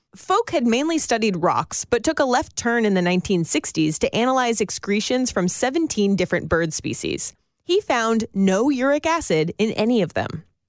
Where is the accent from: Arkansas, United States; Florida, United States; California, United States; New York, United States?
California, United States; Northern; I grew up in Northern California